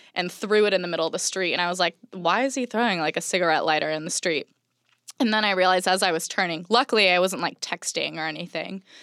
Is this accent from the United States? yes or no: yes; Orange County, California, United States; moved away as an adult; now in Los Angeles, United States; growing up in Orange County, it was, like, beautiful place to grow up